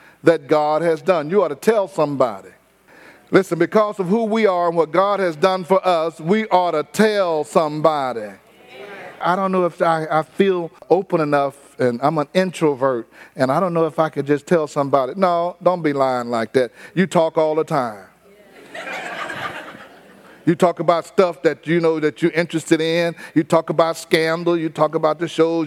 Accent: Houston, Texas, United States; I didn't tell them I was from Fifth Ward. I told them I was from north of downtown. From north of downtown. We grew up near the downtown area in a low rise.

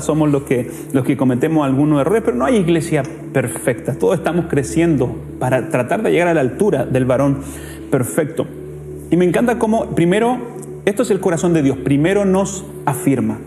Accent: Chile; nosotros como chilenos tenemos una cultura de deshonra

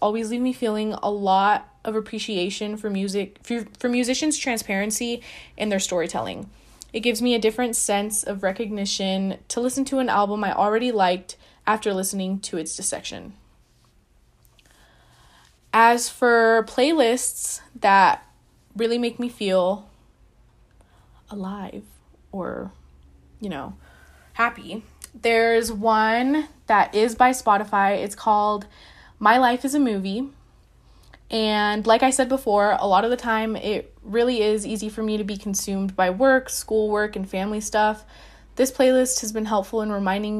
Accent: Lake Havasu City, Arizona, United States; I'm from Lake Havasu City, Arizona

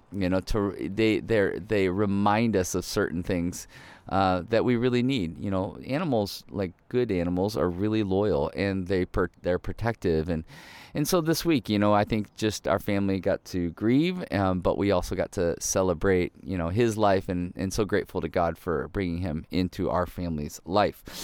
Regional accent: Ohio, United States; I grew up in the Midwest, uh, in Ohio

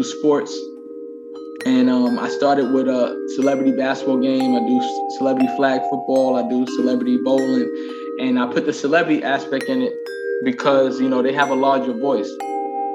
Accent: New York City, New York, United States; also born or lived in California; Born and raised in Queens, New York

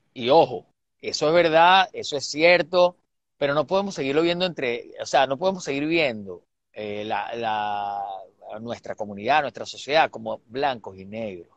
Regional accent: Venezuela

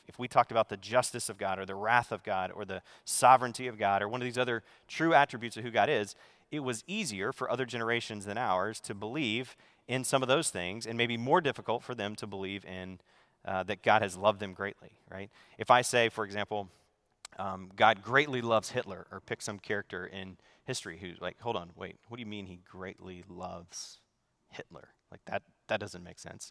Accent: the South, United States; moved away; I grew up in the South, so in the Bible Belt

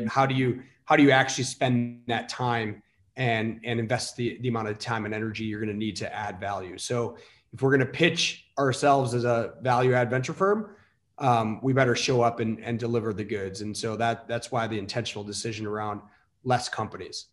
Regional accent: Elmhurst, Illinois, United States; I grew up in the suburbs of chicago um, western western burbs elmhurst oakbrook area

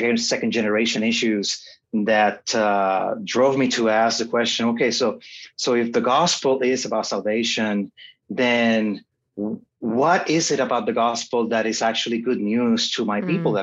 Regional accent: Puerto Rico; I was born and raised in Puerto Rico

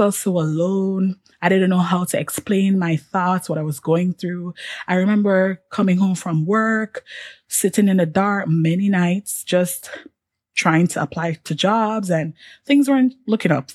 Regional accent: Jamaica; moved away as an adult; also born or lived in Washington, D.C., United States; being a Jamaican, on top of all of that, being an international student

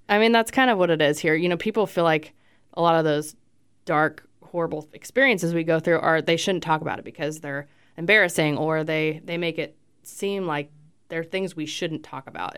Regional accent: Fort Myers, Florida, United States; moved away; I was born in Fort Myers, Florida.

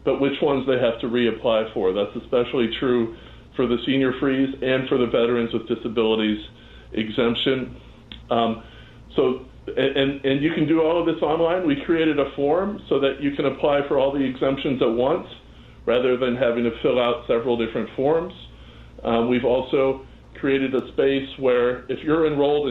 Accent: Chicago, Illinois, United States; I grew up in Chicago. I actually grew up in the South Side

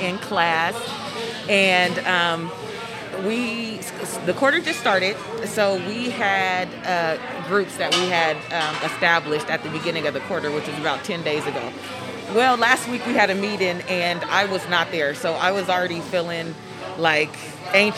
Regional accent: Seattle, Washington, United States; I grew up in the central area of Seattle

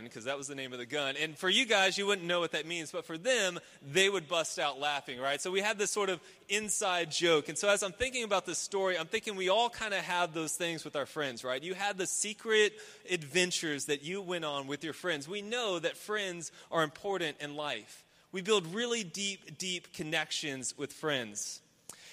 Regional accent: Houston, Texas, United States; I grew up in Houston, obviously a very urban area

